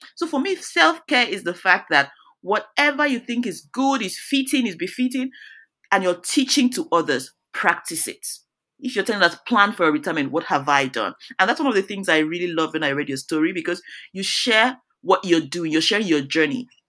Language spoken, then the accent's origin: English; Nigeria; moved away as an adult; now in United States; I'm originally, I'm from Nigeria